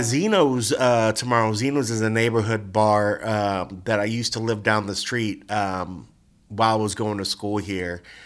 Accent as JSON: {"language": "English", "town": "Gahanna", "region": "Ohio", "country": "United States", "tie": "born or raised there", "also_born_or_lived": "Columbus, Ohio", "moved": "as an adult", "lives_now": "Las Vegas, United States", "said": "the pizza place, uh, in my hometown in Gahanna where we used to go every Friday"}